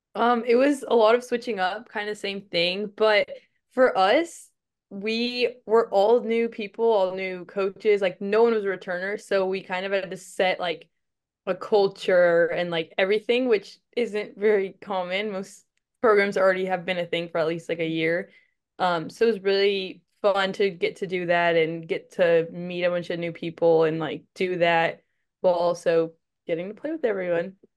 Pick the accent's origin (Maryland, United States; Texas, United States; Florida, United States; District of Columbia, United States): Texas, United States; also born or lived in Arizona; came back to my home state